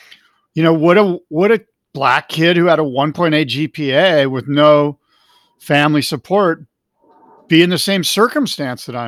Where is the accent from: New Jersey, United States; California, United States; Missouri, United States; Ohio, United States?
California, United States; Del Mar; I'm a white 17-year-old kid in a senior in high school growing up in Del Mar, California.